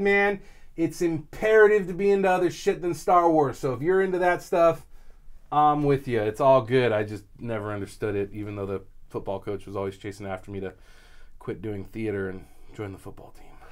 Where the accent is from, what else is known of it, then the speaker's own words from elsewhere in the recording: California, United States; I grew up in California